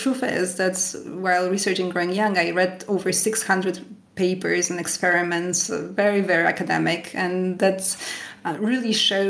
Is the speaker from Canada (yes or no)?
yes; Canada; now in France; when I moved to France, I moved here from Canada, and so I was used to the typical Canadian way of eating.